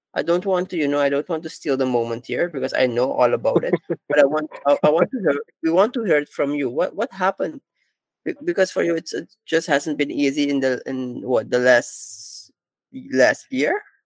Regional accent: Suriname; I'm from Suriname and I'm the Caribbean Program Officer at Climate Tracker

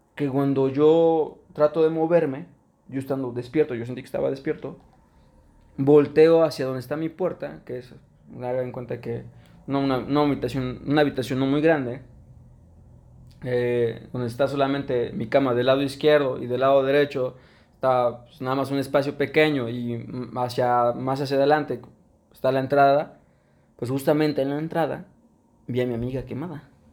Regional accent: Mexico; Somos mexicanos

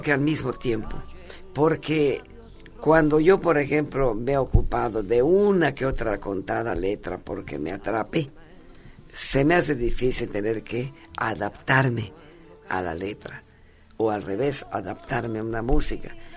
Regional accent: Mérida, Yucatán, Mexico; yo viví toda mi, mi niñez y mi adolescencia en Mérida

